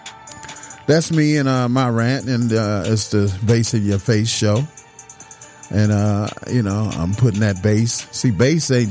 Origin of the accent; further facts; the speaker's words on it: Detroit, Michigan, United States; I was born in Detroit.